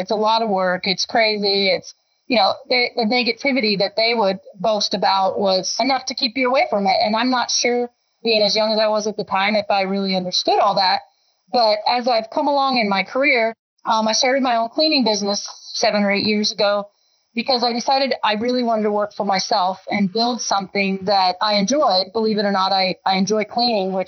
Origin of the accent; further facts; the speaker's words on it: Estes Park, Colorado, United States; also born or lived in California; I grew up in the Estes Park area